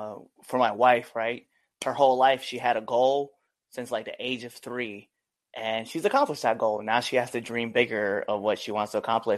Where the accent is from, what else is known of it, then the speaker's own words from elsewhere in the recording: Nebraska, United States; just in my area, too, my home state, right? So in Western Nebraska, it's traditionally like a amateur wrestling state, right?